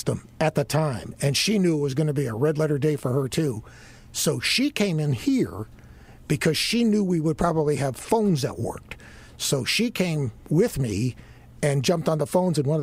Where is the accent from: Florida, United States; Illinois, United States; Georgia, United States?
Florida, United States; Miami; moved away; I grew up in Miami.